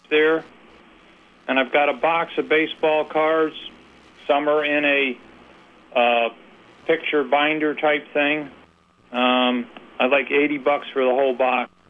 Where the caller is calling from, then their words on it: West Brookfield, Massachusetts, United States; Uh, it's …, and I'm calling from West Brookfield.